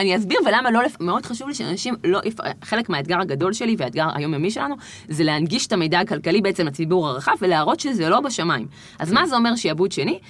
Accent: Gan Yavne, Central District, Israel; גדלנו בגן יבנה, שאז הייתה פריפריה לכל דבר, כי זה היה בין גדרה לאשדוד

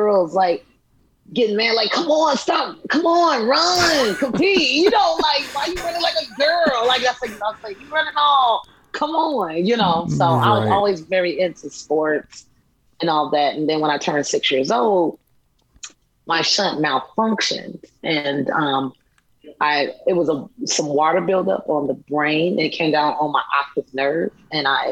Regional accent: Chicago, Illinois, United States; growing up in Chicago, late 80s, early 90s.

